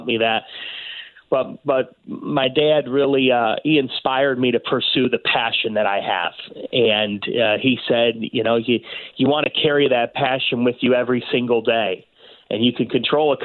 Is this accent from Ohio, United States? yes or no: yes; Cleveland, Ohio, United States; I grew up in Cleveland, and you grow up living, breathing, dying Cleveland sports there